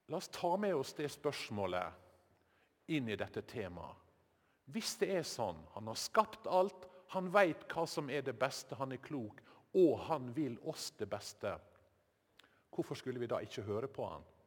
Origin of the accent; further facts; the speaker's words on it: Sykkylven, Møre og Romsdal, Norway; Sykkylven, der heimbygda mi var en del av eh, Sjøholt prestegjeld